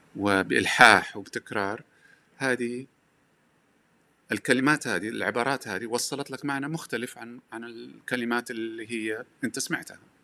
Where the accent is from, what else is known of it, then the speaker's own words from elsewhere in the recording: Hejaz, Saudi Arabia; accent: Hejazi; لهجتي حجازيه